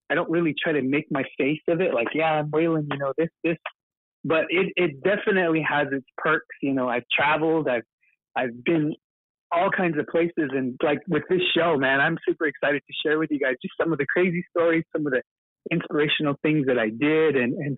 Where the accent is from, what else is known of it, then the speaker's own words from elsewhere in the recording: Polacca, Arizona, United States; I grew up in Palaka and, you know, lived there 18 years of my life.